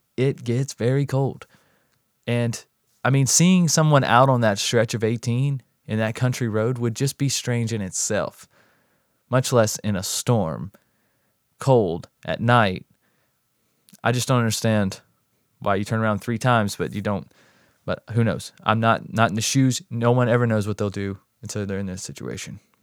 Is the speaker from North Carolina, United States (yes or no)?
yes; North Carolina, United States; I'm actually from the North Carolina area myself